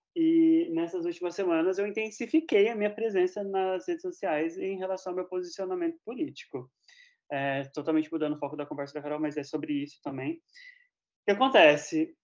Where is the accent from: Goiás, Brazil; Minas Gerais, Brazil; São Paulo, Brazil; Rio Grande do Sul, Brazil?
São Paulo, Brazil; now in United States; Eu moro nos Estados Unidos, mas eu sou de São Paulo